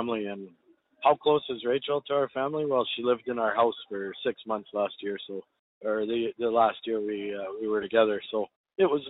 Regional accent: Canada; I'm Canadian.

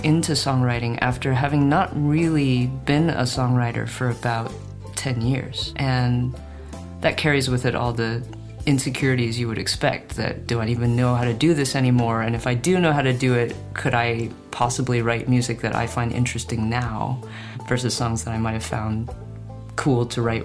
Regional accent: San Francisco Bay Area, California, United States; I grew up in the San Francisco Bay Area and so spent many moments of my childhood down in that area

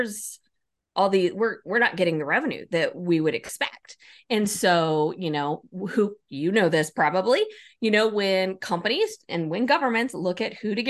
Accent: Oregon, United States; also born or lived in New Mexico; moving back to my home state, Oregon, and did similar work here in the public sector

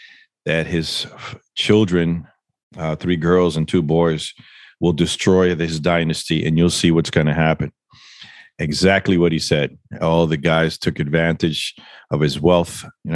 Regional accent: New York, United States; I wasn't raised in the Dominican Republic. I'm a New Yorker, born and raised there.

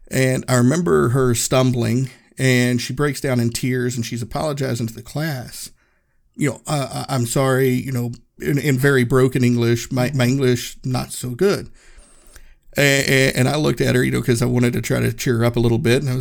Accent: Erwin, Tennessee, United States; this is the hmm. first place I had lived outside of my hometown, Erwin, Tennessee.

